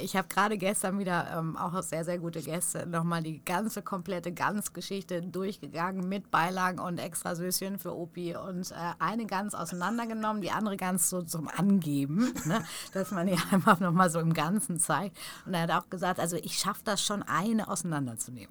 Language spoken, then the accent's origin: German; Stukenbrock, North Rhine-Westphalia, Germany; now in Hamburg, Germany; da, wo ich groß geworden bin, zwischen Paderborn und Bielefeld, also genau in Stukenbrock